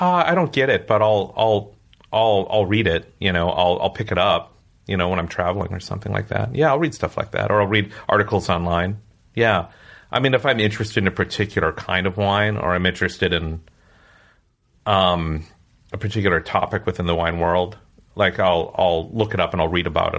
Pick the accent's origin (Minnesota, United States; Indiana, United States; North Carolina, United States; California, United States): Minnesota, United States; growing up in Minnesota